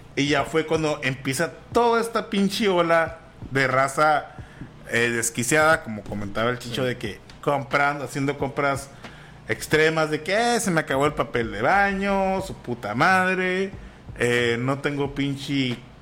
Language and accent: Spanish; Mexico